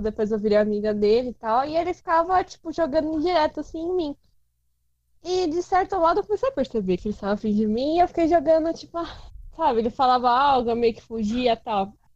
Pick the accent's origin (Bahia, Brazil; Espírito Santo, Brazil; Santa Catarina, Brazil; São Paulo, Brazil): São Paulo, Brazil; also born or lived in Rio Claro; eu sou de São Paulo